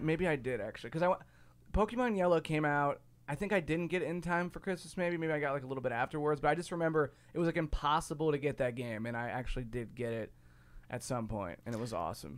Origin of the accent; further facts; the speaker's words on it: Ohio, United States; now in Chicago, United States; growing up where I grew up in Ohio versus, or, and also i-, here in Chicago